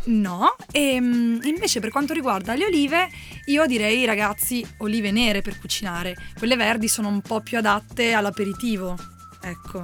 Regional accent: Apulia, Italy; io e Valerio sappiatelo siamo pugliesi

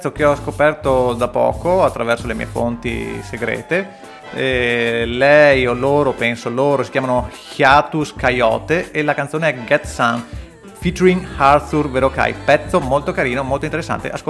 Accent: London, United Kingdom; accent: South London; invece io con la mia pronuncia da sud di Londra

